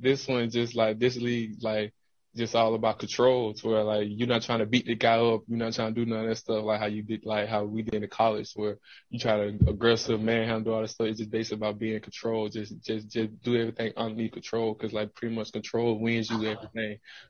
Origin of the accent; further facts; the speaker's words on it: Georgia, United States; now in Green Bay, United States; I'm coming from Georgia, and now I'm in Green Bay, so I'm just switching to G.